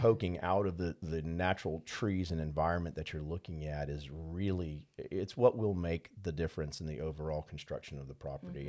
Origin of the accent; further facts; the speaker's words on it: New Orleans, Louisiana, United States; moved away; growing up in New Orleans, we had the great pleasure of having a fishing place and a hunting place